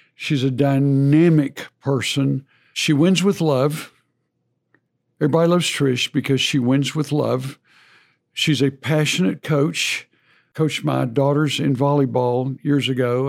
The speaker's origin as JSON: {"language": "English", "town": "College Station", "region": "Texas", "country": "United States", "tie": "born or raised there", "said": "in my high school I grew up in in College Station"}